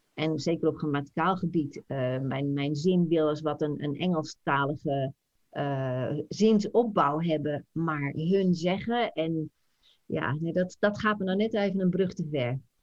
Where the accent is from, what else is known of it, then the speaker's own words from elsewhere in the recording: Netherlands; moved away as an adult; now in United States; we wonen hier al 26 jaar. Jij, wij zijn Nederlander